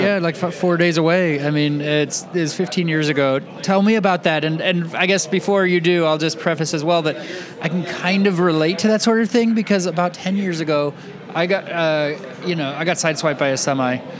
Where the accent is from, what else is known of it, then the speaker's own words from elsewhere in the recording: Napa, California, United States; I'm from Napa